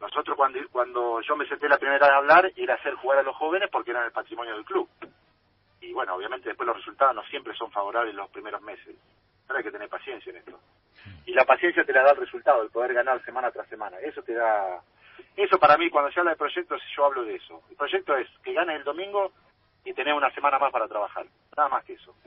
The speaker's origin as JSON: {"language": "Spanish", "country": "Argentina", "said": "si bien soy muy argentino en todo sentido, como jugador, como ciudadano, como todo"}